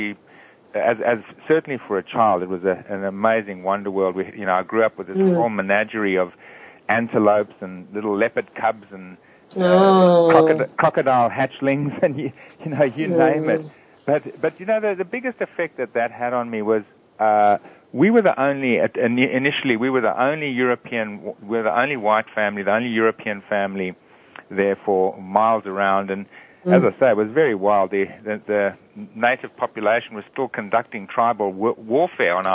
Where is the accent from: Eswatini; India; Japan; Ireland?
Eswatini; moved away; also born or lived in Sydney, Australia; I grew up in a very small country in Africa called Swaziland